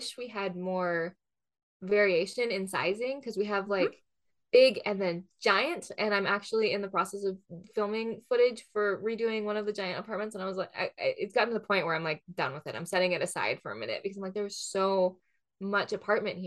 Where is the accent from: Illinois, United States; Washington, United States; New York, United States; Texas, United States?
Washington, United States; outside of Seattle; I grew up outside of Seattle